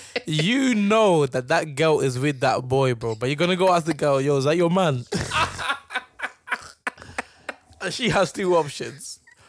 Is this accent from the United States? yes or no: no; United Kingdom; I'm British as well.